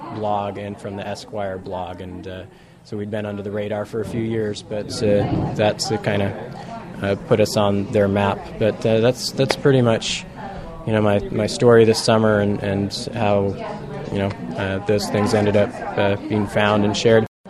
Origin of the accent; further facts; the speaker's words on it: Seattle, Washington, United States; I'm from Seattle